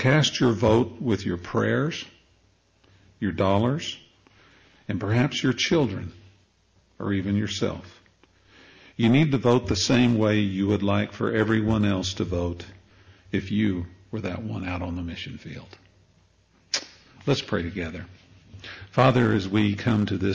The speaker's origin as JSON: {"language": "English", "town": "Amarillo", "region": "Texas", "country": "United States", "said": "I'm from Amarillo, Texas. My wife and I met there."}